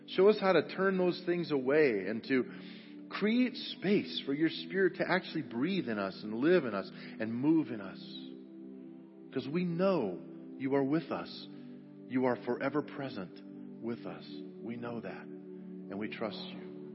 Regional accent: Grand Junction, Colorado, United States; I grew up over on the West Slope at Grand Junction and, and uh, graduated from Grand Junction High School

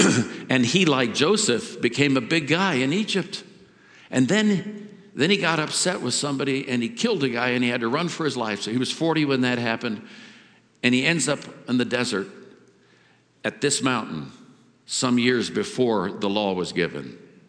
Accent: India; I was brought up in India. Everything was a god.

